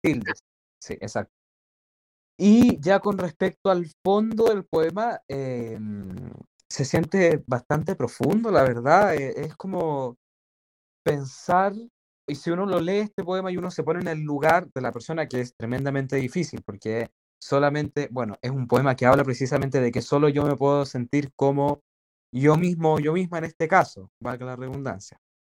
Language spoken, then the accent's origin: Spanish; Chile; yo como chileno